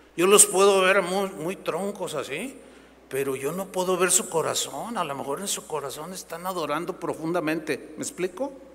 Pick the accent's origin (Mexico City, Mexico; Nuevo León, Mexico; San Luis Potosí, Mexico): San Luis Potosí, Mexico; moved away; fui a mi tierra, San Luis Potosí, a ver unos familiares